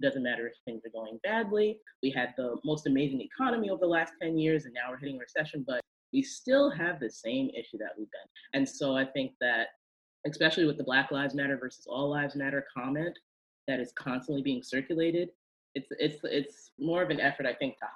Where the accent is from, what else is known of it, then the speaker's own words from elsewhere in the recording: New York, United States; also born or lived in Chicago; growing up in New York as a Lutheran